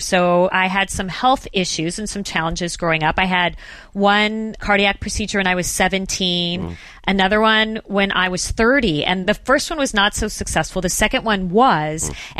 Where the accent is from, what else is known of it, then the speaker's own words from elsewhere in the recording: Phoenix, Arizona, United States; Well, as you mentioned, I did grow up in Phoenix, Arizona. So desert, flat, no mountains.